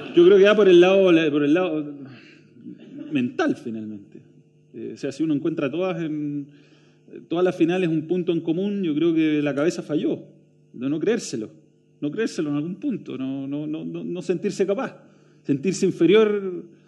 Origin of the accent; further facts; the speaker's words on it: Chile; como chilenos